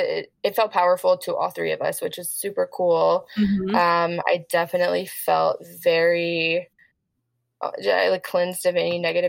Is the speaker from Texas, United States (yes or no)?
yes; Texarkana, Texas, United States; moved away; I literally went to my hometown to hang out with my dad, and we live in a small town, Texarkana, Texas